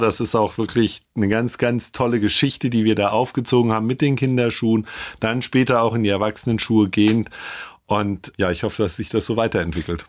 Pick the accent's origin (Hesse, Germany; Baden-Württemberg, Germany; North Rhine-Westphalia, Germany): Hesse, Germany; now in Ingolstadt, Germany; ich bin Hesse